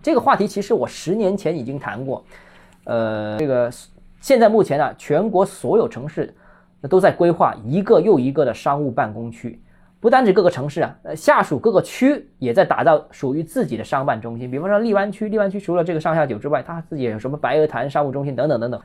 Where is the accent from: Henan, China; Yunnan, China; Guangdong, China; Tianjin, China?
Guangdong, China; Guangzhou; 我是广州人